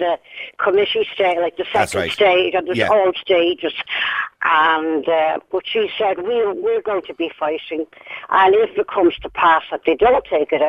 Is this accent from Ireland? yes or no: yes; Castle Pollard, Westmeath, Ireland; born there; I was born in Manor House, Castle Pollard, County Westmeath.